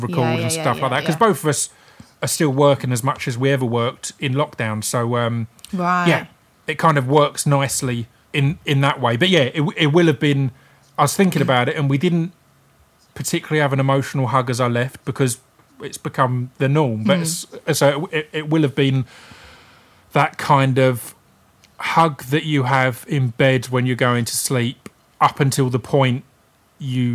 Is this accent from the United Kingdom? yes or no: yes; United Kingdom; we're British